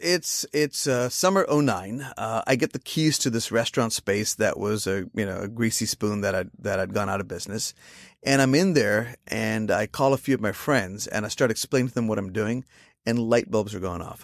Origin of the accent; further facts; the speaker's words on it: Ahmednagar, Maharashtra, India; moved away as an adult; also born or lived in South Carolina; now in United States; to my hometown of Ahmednagar